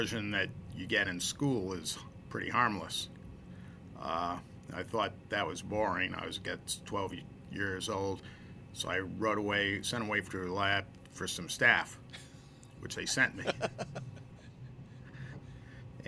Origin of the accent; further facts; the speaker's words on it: Providence, Rhode Island, United States; I grew up in Providence, a few blocks from the football stadium.